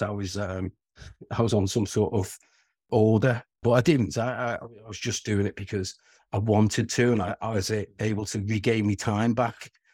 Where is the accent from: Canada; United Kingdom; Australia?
United Kingdom; Wirral, North West England; accent: Scouse (plastic Scouser); I'm a Scouser, but regardless of the plastic Scouser, because we live two and a half miles away from Liverpool city centre, but, um, we're, we're, we're in a small peninsula called the Wirral.